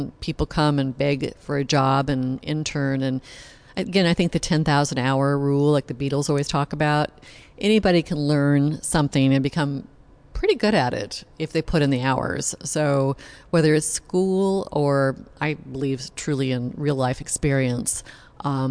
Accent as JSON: {"language": "English", "town": "Malibu", "region": "California", "country": "United States", "tie": "born or raised there", "also_born_or_lived": "Los Angeles, United States", "lives_now": "Santa Barbara, United States", "said": "I grew up in Malibu and on Point Doom"}